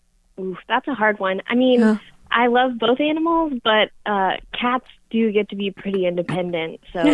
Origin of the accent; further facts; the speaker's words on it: Memphis, Tennessee, United States; I'm from Memphis, Tennessee.